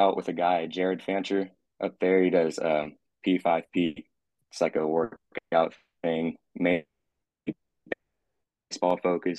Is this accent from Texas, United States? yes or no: yes; Katy, Texas, United States; I'm born and raised in Texas in Katy